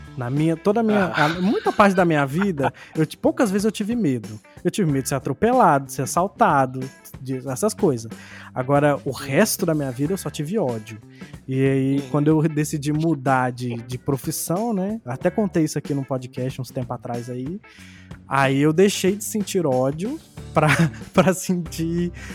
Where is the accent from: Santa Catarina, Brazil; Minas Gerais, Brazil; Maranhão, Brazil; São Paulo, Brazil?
Minas Gerais, Brazil; Contagem; now in Belo Horizonte, Brazil; eu que sou de contagem e tô morando em BH